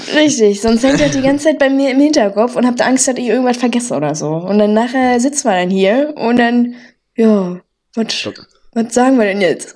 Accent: North Rhine-Westphalia, Germany; accent: Pott; wir mhm. beide jetzt nicht direkt im Pott quasi aufgewachsen sind am Niederrhein, aber äh, ja, wir zählen jetzt mal zum Pott

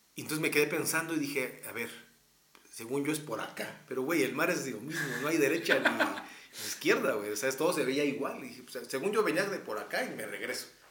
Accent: Texcoco, State of Mexico, Mexico; now in Mexico City, Mexico; soy soy de Texcoco.

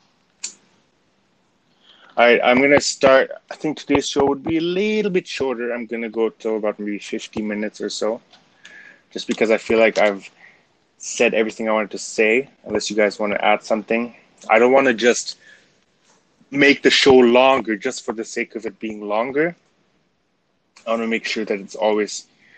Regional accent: Canada; That's where my Canadian-ness came out

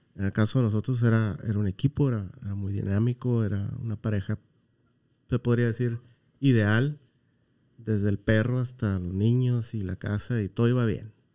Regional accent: Baja California Sur, Mexico; moved away; por allá en mi tierra, que es Baja California

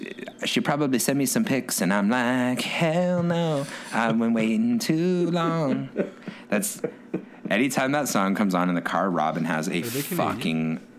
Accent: Ontario, Canada

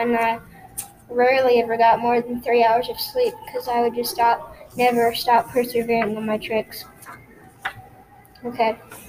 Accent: Appleton, Wisconsin, United States; also born or lived in Europe; I was born in Appleton, Wisconsin. Well, I was born in Europe, but then grew up in Appleton, Wisconsin.

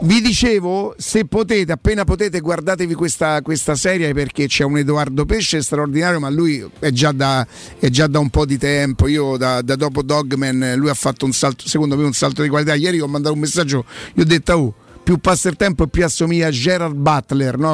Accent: Rome, Lazio, Italy; non sono nata a Prima Valle ma sono cresciuta a Prima Valle

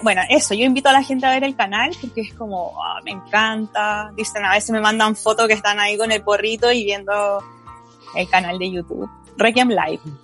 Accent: Chile; Somos todos compatriotas chilenos

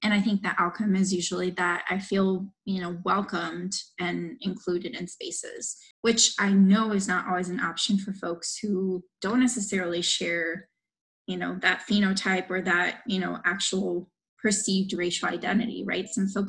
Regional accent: Miami, Florida, United States; I grew up in Miami, right?

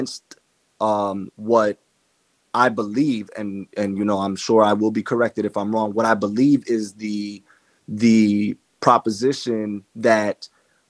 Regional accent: New York City, New York, United States; I was born in Washington Heights to a Dominican, Haitian mother and a Cuban father. I was not raised by them. I was raised by my Haitian Dominican grandmother

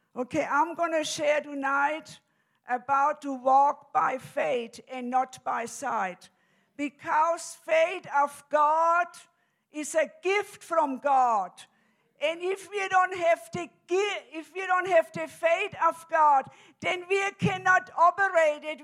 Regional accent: Germany; now in United States; I'm originally from Germany, and I came to America in 1969.

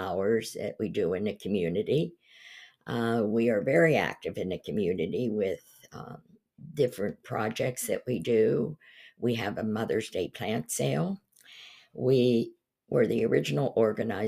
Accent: Pennsylvania, United States; moved away as an adult; also born or lived in Enon Valley, Pennsylvania / the western United States; now in East Palestine, United States; I was born and raised in Pennsylvania.

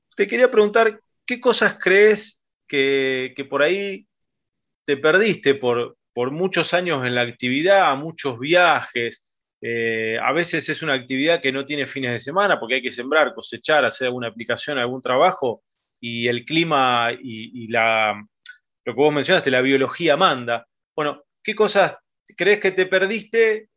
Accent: Pergamino, Buenos Aires Province, Argentina; yo que soy de Pergamino

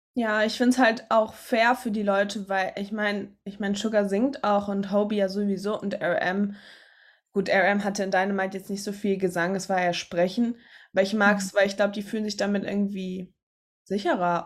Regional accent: Germany; als Deutsche

